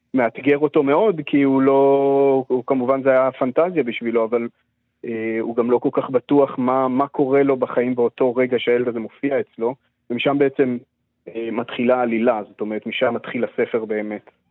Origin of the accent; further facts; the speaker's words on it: Israel; אני גדלתי בקיבוץ